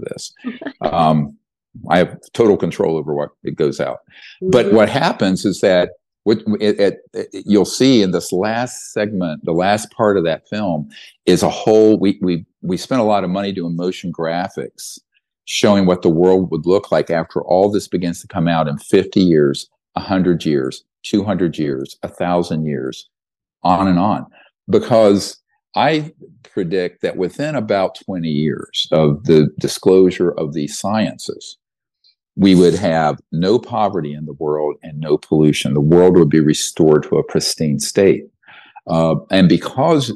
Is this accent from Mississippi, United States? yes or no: no; North Carolina, United States; the guys I grew up with in North Carolina